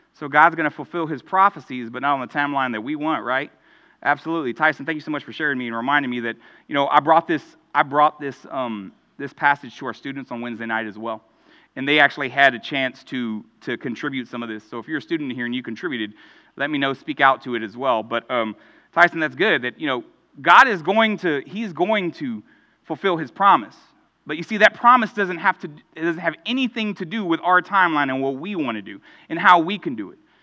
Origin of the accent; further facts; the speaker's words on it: Houston, Texas, United States; growing up in Houston